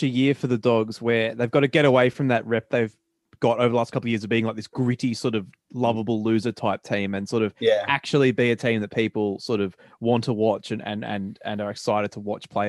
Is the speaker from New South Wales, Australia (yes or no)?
yes; Sydney, New South Wales, Australia; we're up to my hometown team for the, our day-by-day previews, the Canterbury Bankstown Bulldogs.